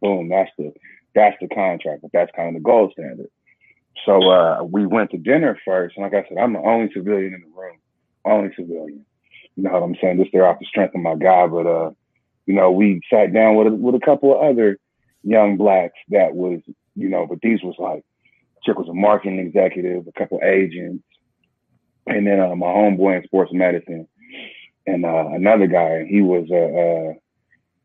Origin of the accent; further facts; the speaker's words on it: Northeast Ohio, United States; I grew up in Northeast Ohio